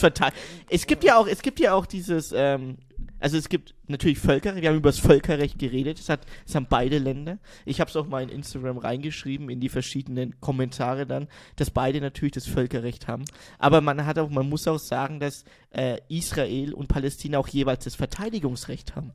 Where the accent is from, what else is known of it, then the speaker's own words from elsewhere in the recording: Germany; bei uns in Deutschland